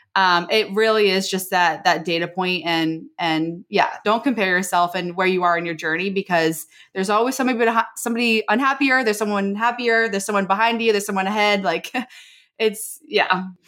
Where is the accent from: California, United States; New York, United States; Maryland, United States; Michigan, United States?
Maryland, United States; moved away as an adult; now in San Diego, United States; I'm actually from Maryland.